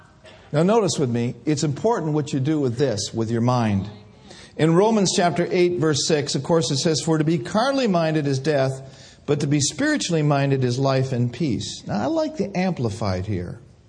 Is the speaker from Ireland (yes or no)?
yes; Ireland; Well, I'm just about to lose my temper because I'm Irish.